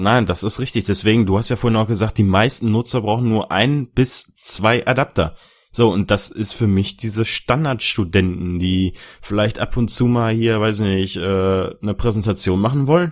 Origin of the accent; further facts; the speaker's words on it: Dortmund, North Rhine-Westphalia, Germany; Ich komme aus Dortmund